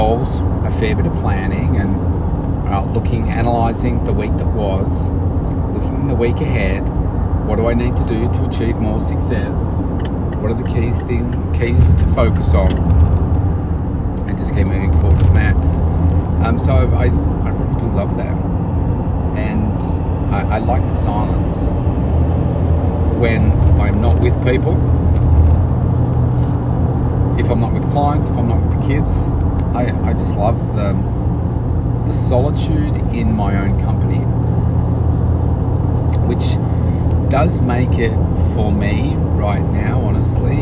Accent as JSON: {"language": "English", "town": "Melbourne", "region": "Victoria", "country": "Australia", "tie": "born or raised there", "said": "it's in my hometown"}